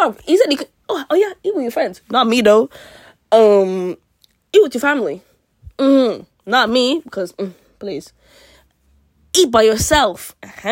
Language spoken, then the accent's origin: English; United Kingdom; I'm Nigerian. I'm Nigerian and British